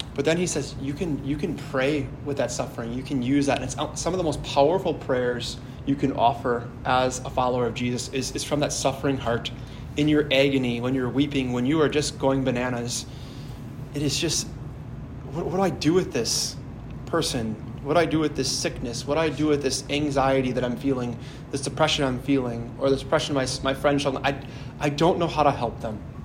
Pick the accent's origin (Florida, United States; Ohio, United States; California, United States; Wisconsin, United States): Wisconsin, United States; Howards Grove; my hometown uh, near Sheboygan in Howard's Grove, where I'm from